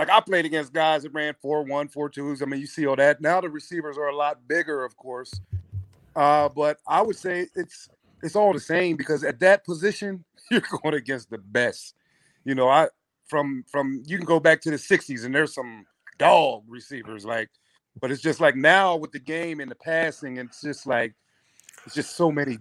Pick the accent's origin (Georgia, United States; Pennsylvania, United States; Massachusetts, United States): Pennsylvania, United States; Pottstown; I grew up in Pottstown